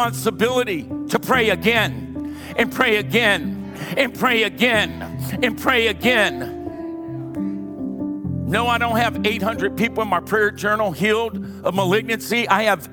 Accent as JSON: {"language": "English", "region": "Louisiana", "country": "United States", "moved": "yes", "lives_now": "California, United States", "said": "I'm from Louisiana."}